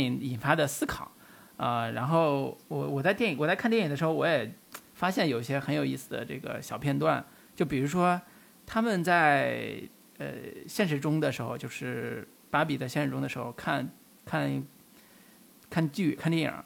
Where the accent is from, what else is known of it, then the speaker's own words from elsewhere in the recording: China; 我这样的中国人